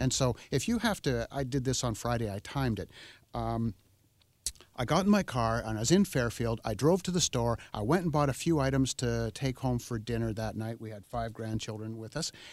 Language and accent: English; Oak Bay, British Columbia, Canada; I grew up in Oak Bay. I went to school in Oak Bay